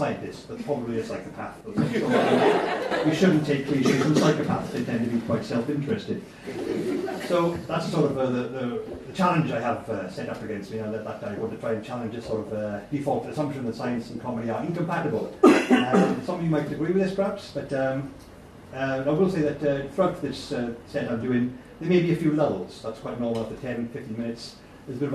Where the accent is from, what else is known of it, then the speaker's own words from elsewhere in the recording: Welsh, Wales, United Kingdom; I am Welsh.